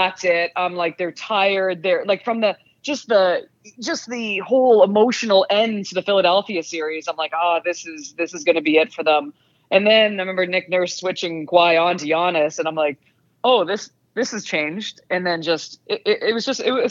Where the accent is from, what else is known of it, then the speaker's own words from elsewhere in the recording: Canada; accent: Canadian; my Canadian accent